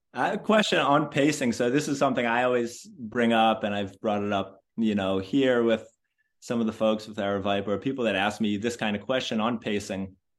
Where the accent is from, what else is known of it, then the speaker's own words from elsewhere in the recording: Boston, Massachusetts, United States; I am from Boston